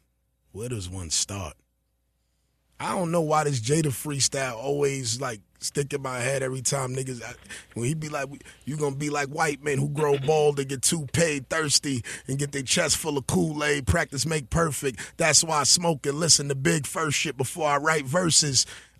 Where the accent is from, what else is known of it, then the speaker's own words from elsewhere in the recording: East Coast, United States; as a kid growing up on the East Coast